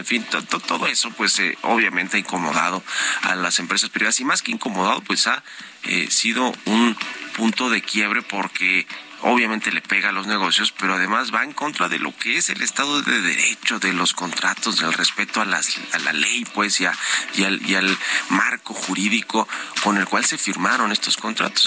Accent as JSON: {"language": "Spanish", "country": "Mexico", "said": "somos todos los mexicanos"}